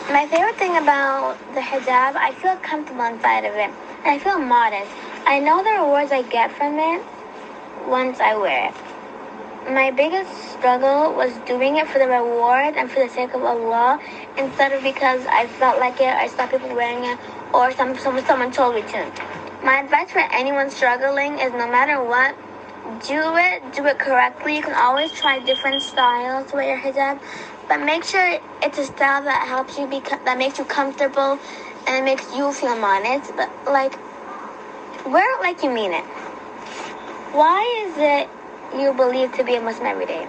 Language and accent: English; Ghana; I'm from Ghana